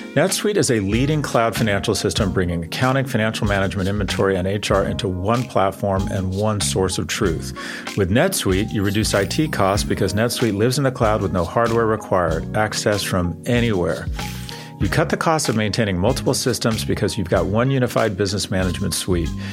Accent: United States; as an American

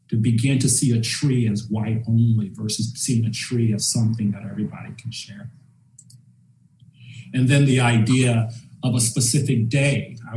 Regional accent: Charlotte, North Carolina, United States; And it made me dwell back on my childhood growing up in Charlotte. And I remember in high school that they put in a Pomodoro downtown.

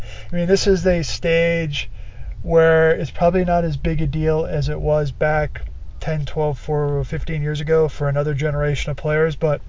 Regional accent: Central Time Zone, United States; now in Denver, United States; Well, I grew up in the Central time zone

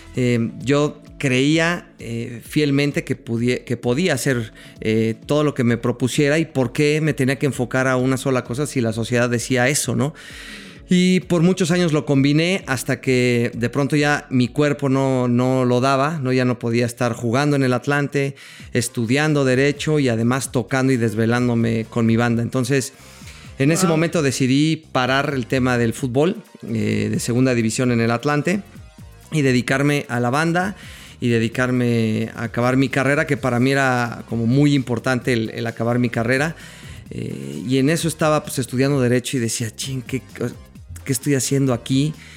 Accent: Mexico; nosotros los mexicanos

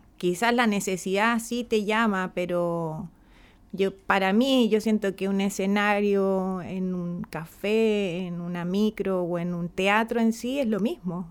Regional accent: San Clemente, Maule, Chile; mi pueblo, San Clemente, es un espacio bastante que se caracteriza por, la mujer temporera que trabaja el campo

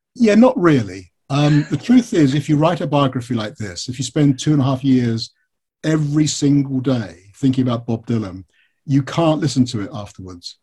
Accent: United Kingdom; I'm British

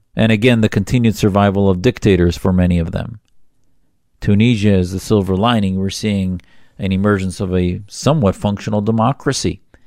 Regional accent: Upper Midwest, United States; As the son of Syrian immigrants who escaped persecution in Syria in the sixties, I was born in the Upper Midwest

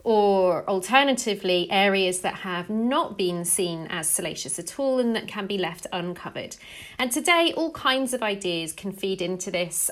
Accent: England, United Kingdom; I'm English

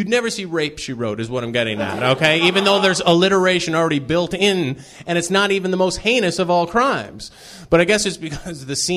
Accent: Canada; moved away as an adult; also born or lived in Toronto, Canada; now in Los Angeles, United States; I'm from Canada originally

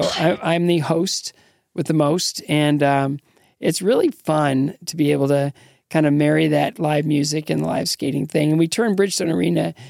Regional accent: Northwestern Ohio, United States; moved away; I grew up in Northwestern Ohio, just south of Detroit

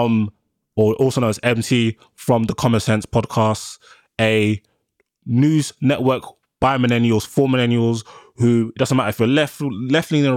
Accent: London, United Kingdom; also born or lived in Edgware, London; I'm from like Edgware, so that's literally the top of the Northern Line. So that's where I've lived for majority of my life. But I did grow up in South London. I did grow up in Brixton and Peckham

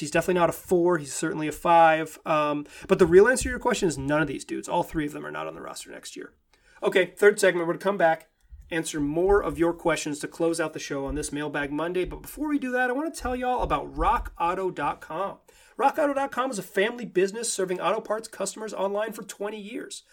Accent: Chapel Hill, North Carolina, United States; my hometown of Chapel Hill, North Carolina

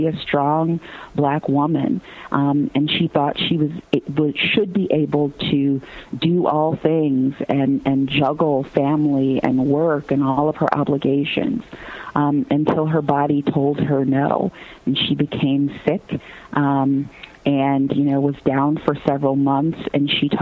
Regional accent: Gary, Indiana, United States; I grew up in Gary, Indiana, me and …, though at different times

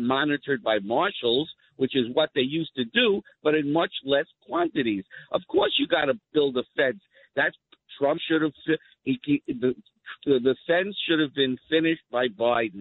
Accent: New York City, New York, United States; moved away; I grew up in Canarsie

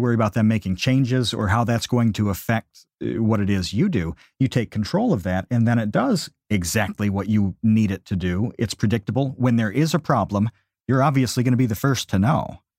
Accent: New York, United States; we're both from New York

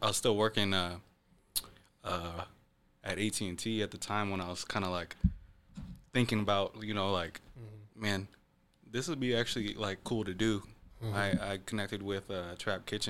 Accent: Renton, Washington, United States; also born or lived in east side (Seattle area); I grew up in Renton

